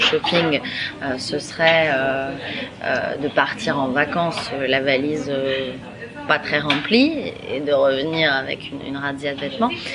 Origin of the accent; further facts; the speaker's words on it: France; quand on est française